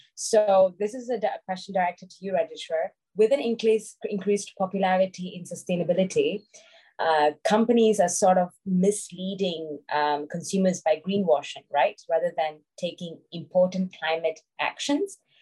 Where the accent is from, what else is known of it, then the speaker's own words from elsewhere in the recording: Malaysia; I'm from Malaysia.